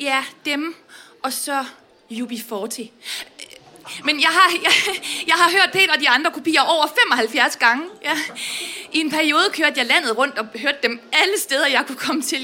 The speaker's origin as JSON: {"language": "Danish", "town": "Vestbjerg", "region": "North Denmark Region", "country": "Denmark", "said": "jeg kommer fra Vestbjerg uden for Aalborg"}